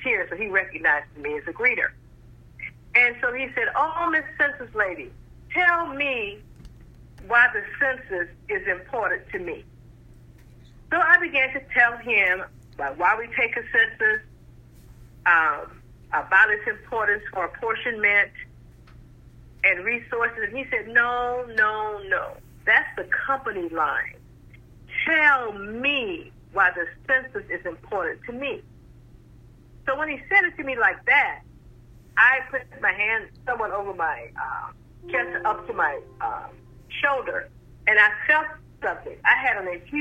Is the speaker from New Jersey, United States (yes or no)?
no; South Florida, United States; moved away; also born or lived in Chicago; I am from South Florida, I started my census career in Chicago.